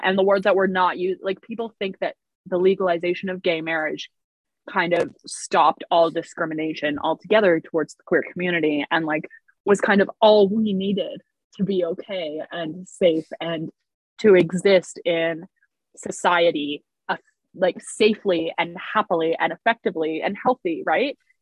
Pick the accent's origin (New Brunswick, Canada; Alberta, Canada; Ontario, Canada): New Brunswick, Canada; I grew up in New Brunswick